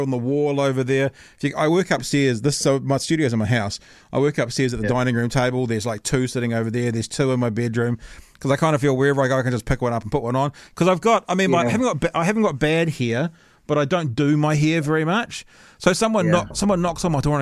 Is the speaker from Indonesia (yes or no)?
no; Auckland, New Zealand; moved away; I grew up in Hillsborough, which is like one suburb beside Mangere.